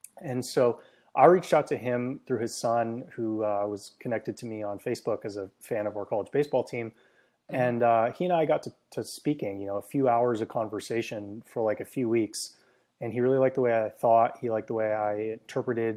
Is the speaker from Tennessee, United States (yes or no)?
no; San Francisco Bay Area, California, United States; also born or lived in Hong Kong; I grew up in the San Francisco Bay Area